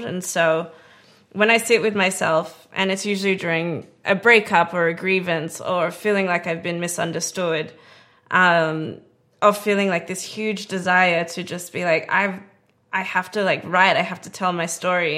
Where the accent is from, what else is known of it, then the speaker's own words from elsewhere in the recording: Perth, Western Australia, Australia; also born or lived in Melbourne, Australia; now in Los Angeles, United States; I grew up in Australia, in Perth, with all my family